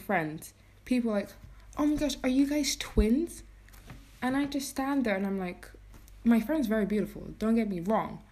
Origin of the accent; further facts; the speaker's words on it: England, United Kingdom; now in Iceland; I grew up in England